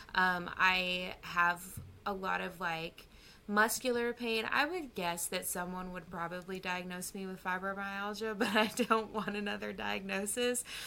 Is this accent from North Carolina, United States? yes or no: no; Texas, United States; I am from Texas